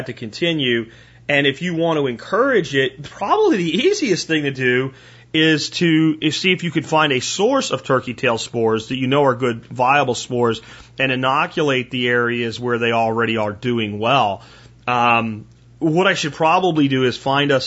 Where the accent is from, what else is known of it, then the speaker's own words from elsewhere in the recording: Pennsylvania, United States; I grew up in Pennsylvania